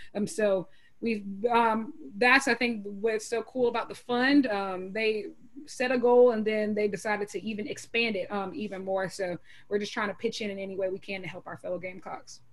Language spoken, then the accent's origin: English; Columbia, South Carolina, United States; I'm born in Columbia, South Carolina